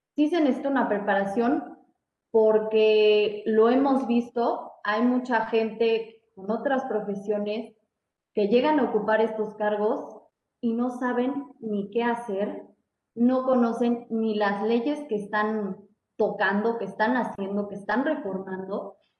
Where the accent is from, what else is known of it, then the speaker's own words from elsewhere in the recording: Mexico; como mexicanos